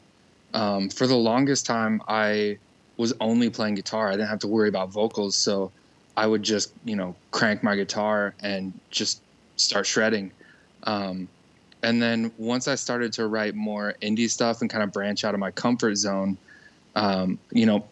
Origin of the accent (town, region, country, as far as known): Manson, Iowa, United States; born or raised there